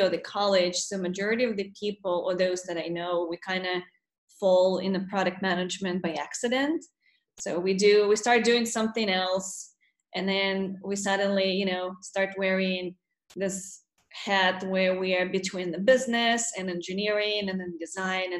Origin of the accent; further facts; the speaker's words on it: Russia; moved away as an adult; also born or lived in Murmansk, Russia / Black Sea coast, Russia; now in United States; Yeah, so I grew up in Russia, and I was 18 when I moved from the state from Russia to the States.